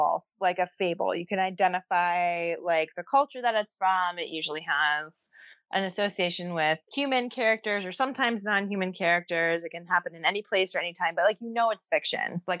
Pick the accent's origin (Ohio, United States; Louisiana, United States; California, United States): Ohio, United States; now in Oregon, United States; growing up in Ohio